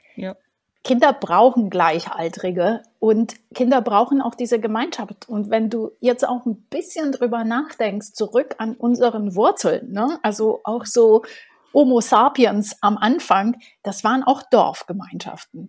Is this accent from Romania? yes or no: yes; Bucharest, Romania; German is a second language; now in Berlin, Germany; Ich bin in Bukarest geboren